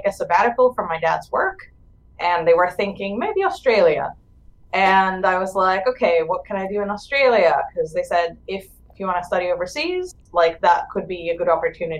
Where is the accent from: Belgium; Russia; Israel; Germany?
Israel; moved away as an adult; I'm originally from Israel